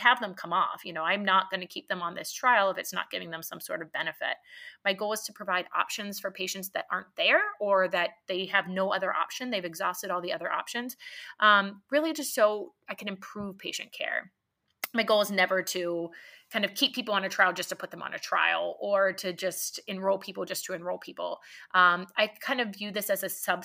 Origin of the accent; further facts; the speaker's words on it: Pittsburgh, Pennsylvania, United States; moved away as an adult; also born or lived in Hershey, Pennsylvania; now in Columbus, United States; I'm from Pittsburgh initially, so it was my state school for medicine